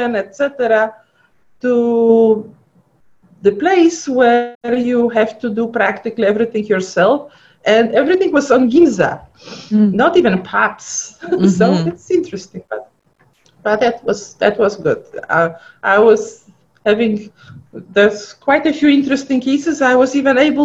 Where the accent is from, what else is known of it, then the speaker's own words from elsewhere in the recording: Poland; accent: funny accent; English is a second language; moved away as an adult; also born or lived in Cleveland / Detroit / Houston; now in United States; I was born in Poland. I grew up in Poland. I went to medical school in Poland. And as a matter of fact, when I came here, I didn't speak any English at all.